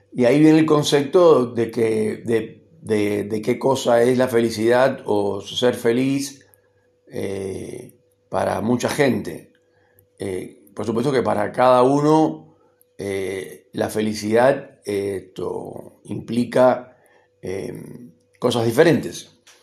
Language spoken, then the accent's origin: Spanish; Cuba; moved away as an adult; now in Argentina; llevo tanto tiempo viviendo acá como el que viví en Cuba más o menos y considero que este país también es mi país. Además yo soy argentino naturalizado